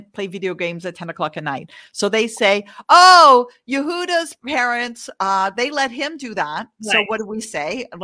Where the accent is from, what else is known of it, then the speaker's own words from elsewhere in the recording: Canada; also born or lived in Washington, D.C. area, United States; now in Israel; I'm Canadian. I'm originally Canadian